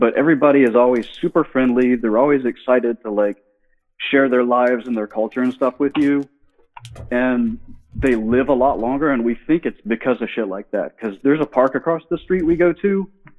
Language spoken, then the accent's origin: English; Virginia, United States; also born or lived in Arizona / California / Oregon; I am originally from Virginia, but we lived in like Arizona and California and Oregon.